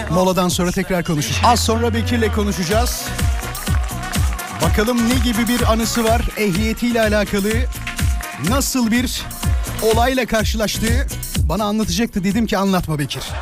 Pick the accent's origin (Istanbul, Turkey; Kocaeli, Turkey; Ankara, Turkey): Kocaeli, Turkey; Kirazlıyalı; Ben e, Kirazlıyalı'da doğdum diyebilirim. İzmit'te bir e, beldeydi eskiden. Şimdi mahalleye döndü tamam mı?